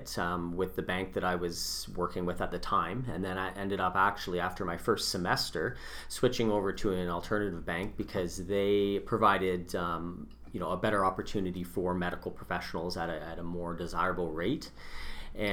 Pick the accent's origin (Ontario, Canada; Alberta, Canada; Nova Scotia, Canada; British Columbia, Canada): Ontario, Canada; London; also born or lived in Cayman Islands / United States; I'm actually from London and did my undergrad degree in Honors Health Science at Western.